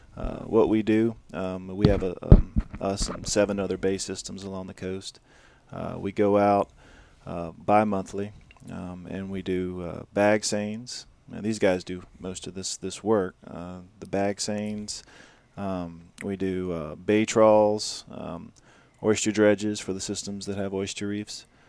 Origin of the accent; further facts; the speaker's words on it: Louisiana, United States; I'm, I'm from Louisiana, like I said, I grew up eating, you know, crabs and crawfish and shrimp